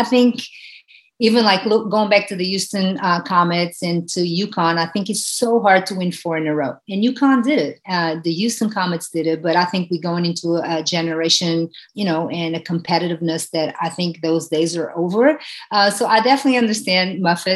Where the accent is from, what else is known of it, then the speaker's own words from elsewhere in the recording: Portugal; moved away as an adult; now in United States; growing up in Portugal, where soccer, it's a country that is ruled by soccer